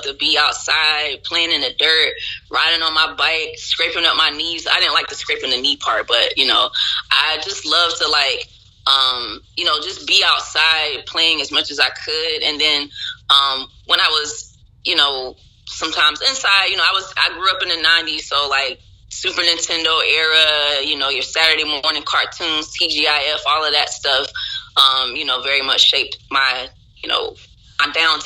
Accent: Kinston, North Carolina, United States; also born or lived in Philadelphia area, Pennsylvania / Washington, D.C.; I first moved to North Carolina right before I turned 5. I actually was born in Pennsylvania, right outside of Philadelphia. And in North Carolina, it was kind of a culture shock when I first got there because I was like used to city life. And then all of a sudden, things kind of came to a screeching halt in a small town called Kinston.

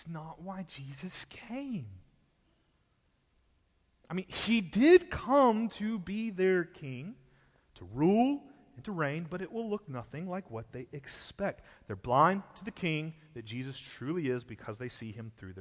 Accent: Texas, United States; I was born in Texas

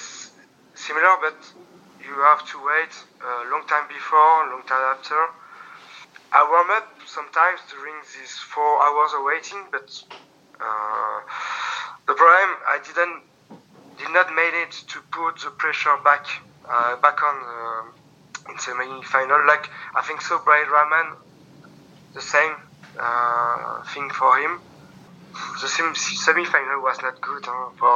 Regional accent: France; accent: French; English is a second language; my French accent

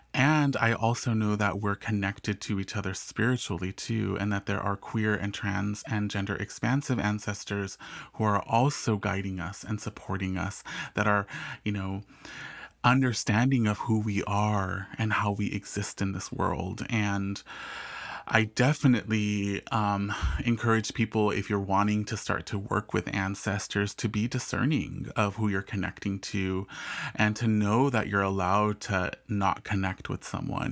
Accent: Southern California, United States; also born or lived in England; growing up in Southern California

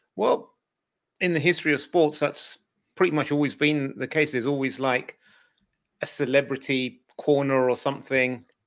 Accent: United Kingdom; as a Brit

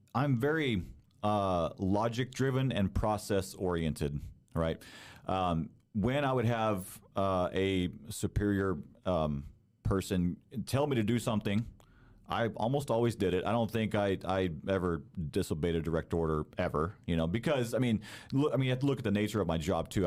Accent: Texas, United States; moved away as an adult; also born or lived in Denton, Texas; now in Ligonier, United States; I actually grew up down south in Texas. Texas is home for me

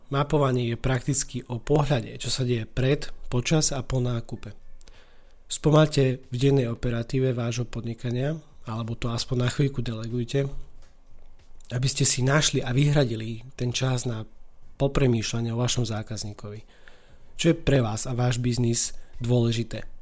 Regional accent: eastern Slovakia, Slovakia; U nás na východe eh, takejto situácii slangov hovoríme

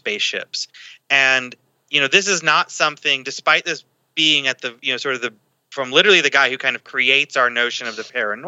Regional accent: North Carolina, United States; my home state, and Asheville is a city I've spent a lot of time

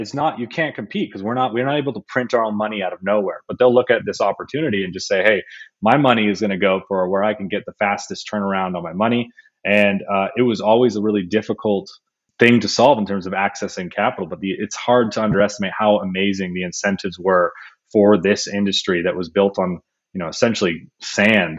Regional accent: Sonoma Valley, Bay Area, California, United States; I grew up in the Bay Area in the Sonoma Valley, moved down, went to school in the Bay.

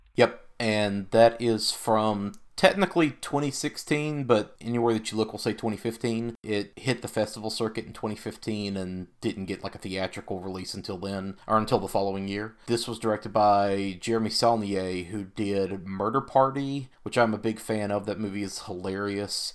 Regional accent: the South, United States; growing up in the South

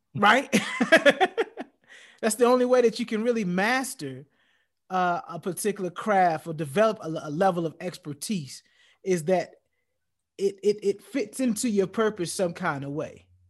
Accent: United States; as a black man growing up and growing up in America

